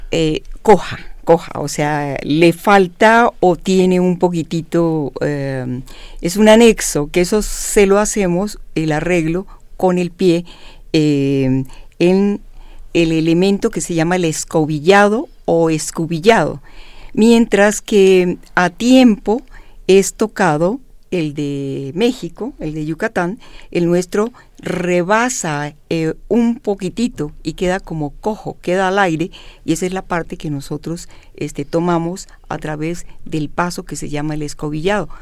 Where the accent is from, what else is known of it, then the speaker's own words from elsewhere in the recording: Colombia; moved away; yo nací en Colombia, eh, había salido y sentía yo muchos eh, deseos de compartir con mi gente colombiana